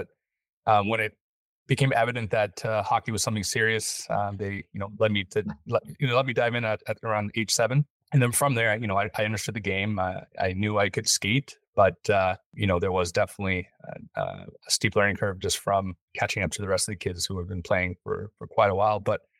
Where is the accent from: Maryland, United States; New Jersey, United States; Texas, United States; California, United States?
California, United States; Los Angeles; growing up in Los Angeles, the talent pool was, you know, a little smaller.